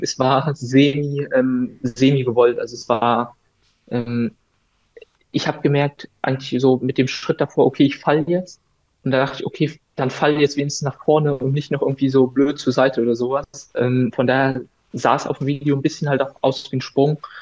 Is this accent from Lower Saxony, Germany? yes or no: yes; Wolfsburg, Lower Saxony, Germany; moved away as an adult; now in Darmstadt, Germany; ich bin hier in Wolfsburg einfach ganz normal aufgewachsen